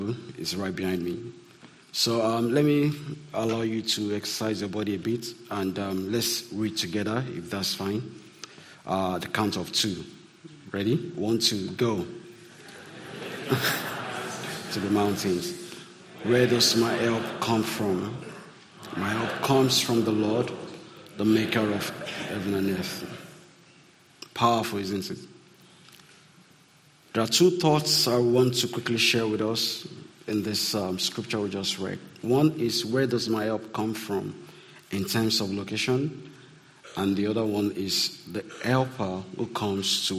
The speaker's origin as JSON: {"language": "English", "country": "Nigeria", "tie": "born or raised there", "said": "growing up in Nigeria"}